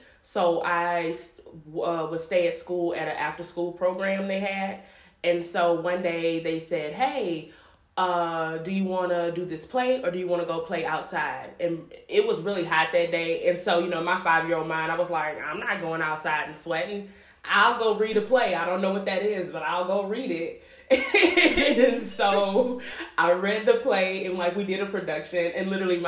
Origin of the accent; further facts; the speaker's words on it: Baton Rouge, Louisiana, United States; moved away as an adult; now in Chicago, United States; I'm from Baton Rouge, Louisiana.